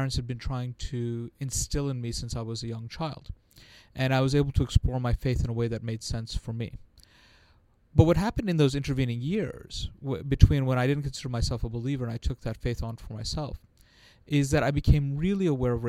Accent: New York, United States; So I grew up in New York, in perhaps the time where most people recognize it for the Fort Apache, the Bronx, and the Warriors

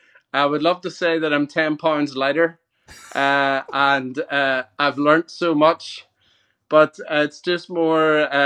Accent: Ireland; Well, as an Irishman, I love grass, and my my lawn is pretty much like the most magnificent thing you've ever seen.

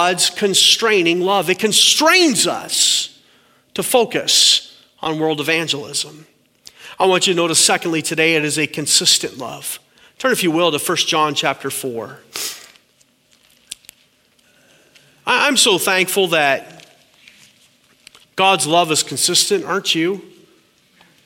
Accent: Canada; My wife is American and I'm Canadian

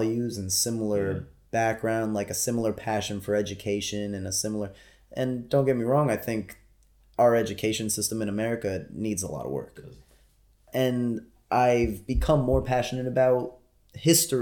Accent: United States; being an American citizen

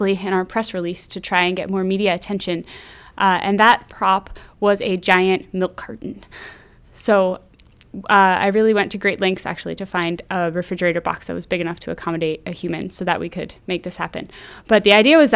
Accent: Midwest, United States; moved away; I'm from the Midwest

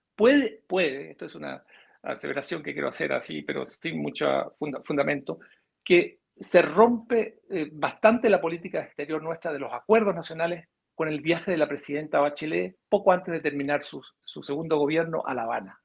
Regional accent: Chile; nosotros como chilenos

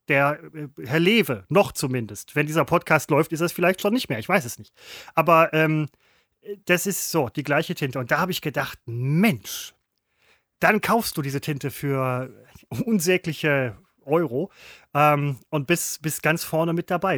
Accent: Velbert, North Rhine-Westphalia, Germany; ich komme aus Felbert

